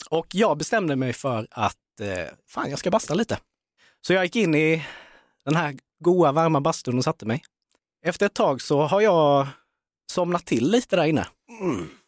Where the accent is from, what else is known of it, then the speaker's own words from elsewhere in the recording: Värnamo, Jönköping County, Sweden; i Värnamo, oh. där jag är ifrån.